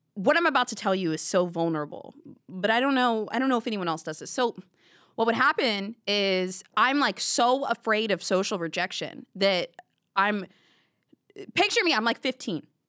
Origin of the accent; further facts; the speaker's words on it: the South, United States; I grew up in the South